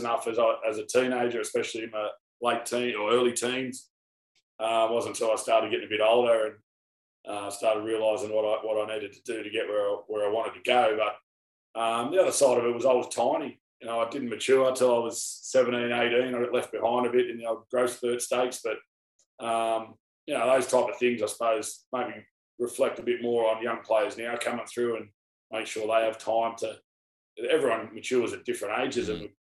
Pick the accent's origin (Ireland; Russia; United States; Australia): Australia; Sydney, New South Wales; grew up in the St. George and Western Sydney area